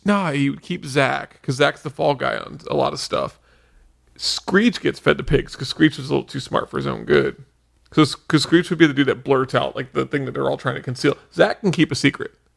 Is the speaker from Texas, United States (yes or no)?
no; Cincinnati, Ohio, United States; accent: Cincinnati; my Cincinnati accent's